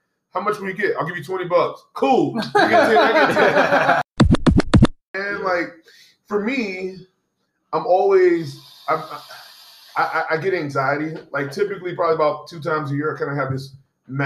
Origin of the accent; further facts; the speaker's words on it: Houston, Texas, United States; also born or lived in Cypress, Texas; now in Austin, United States; I grew up in Houston